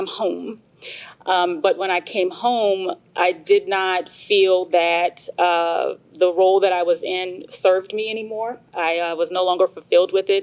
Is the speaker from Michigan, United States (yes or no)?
yes; Michigan, United States; moved away as an adult; now in Georgia, United States; I'm from Michigan